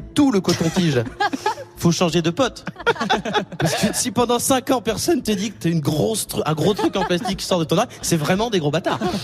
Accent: France; on est Français

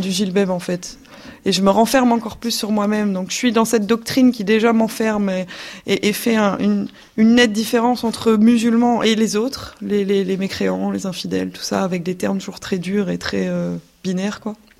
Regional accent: Belgium; j'ai 29 ans, je suis belge

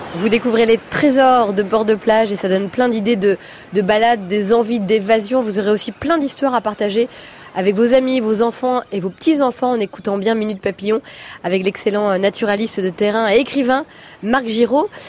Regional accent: Brittany, France; moi je suis bretonne, j'ai grandi sur la plage

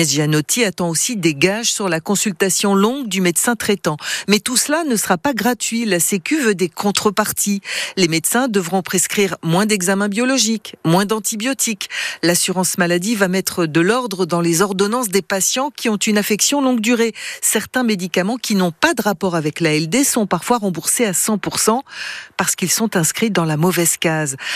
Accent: Saint-Étienne, Auvergne-Rhône-Alpes, France; On est très fiers en tant que Stéphanois qui soit de saint etienne sans être des fans

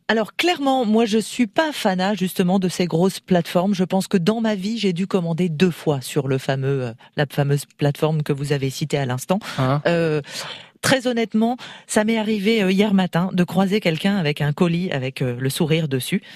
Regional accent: Alsace, Grand Est, France; now in Côte-d'Or, France; je suis euh, agréablement et positivement côte d'Orienne aujourd'hui, mais je je suis alsacienne

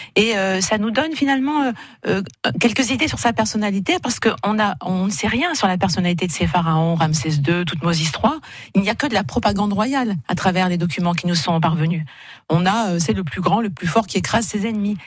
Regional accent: Saint-Étienne, Auvergne-Rhône-Alpes, France; moved away as an adult; now in Montpellier, France; je suis stéphanoise

